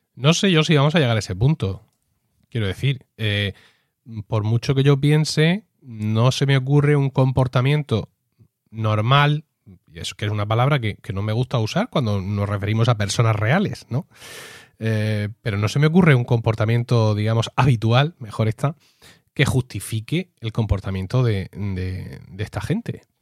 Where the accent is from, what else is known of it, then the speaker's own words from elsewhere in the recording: Blanca, Region of Murcia, Spain; pueblo es Blanca, mi pueblo, 6.000 habitantes